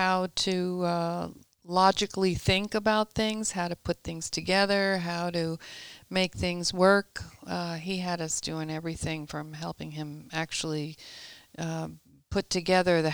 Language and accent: English; Long Island, New York, United States; I was born and raised in Long Island, New York